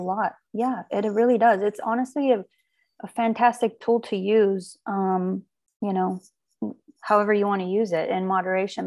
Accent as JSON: {"language": "English", "country": "Armenia", "tie": "born or raised there", "moved": "yes", "lives_now": "United States", "said": "I was born in Armenia"}